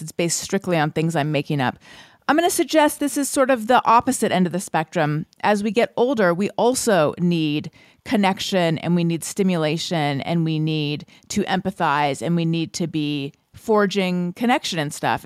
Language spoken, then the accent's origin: English; United States